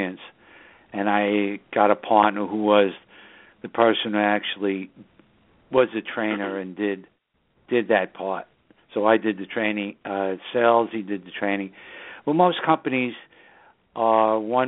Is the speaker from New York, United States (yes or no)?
yes; New York City, New York, United States; now in Southern Hudson Valley, United States; that's just the northern suburbs of New York City, my hometown